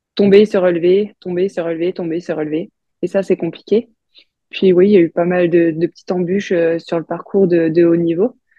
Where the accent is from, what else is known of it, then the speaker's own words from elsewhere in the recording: Bourgogne-Franche-Comté, France; Je viens de Franche-Comté